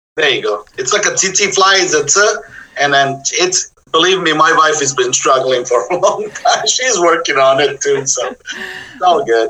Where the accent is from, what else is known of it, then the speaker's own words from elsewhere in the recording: Jajce, Federation of Bosnia and Herzegovina, Bosnia & Herzegovina; moved away as an adult; now in Oakland, United States; I was born in a small town in the middle of the country, Yugoslavia at the time. Bosnia and Herzegovina was the a, a, state